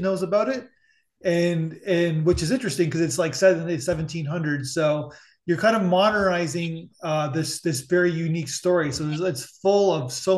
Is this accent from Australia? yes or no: no; Canada; I'm Canadian